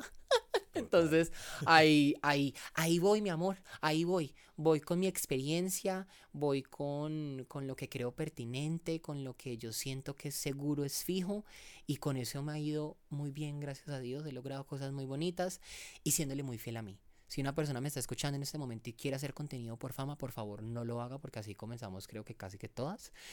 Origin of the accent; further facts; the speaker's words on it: El Cerrito, Valle del Cauca, Colombia; also born or lived in Cali; nací en la ciudad eh, de Cali, me crié en el Cerrito Valle